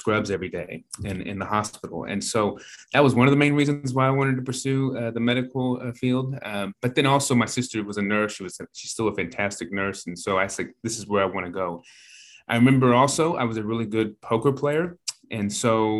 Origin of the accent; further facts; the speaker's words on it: Norman, Oklahoma, United States; I am from Norman, Oklahoma